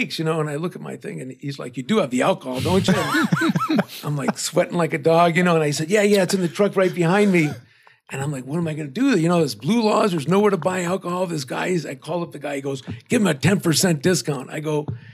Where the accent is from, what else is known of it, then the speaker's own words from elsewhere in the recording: Chicago, Illinois, United States; I'm a native Chicagoan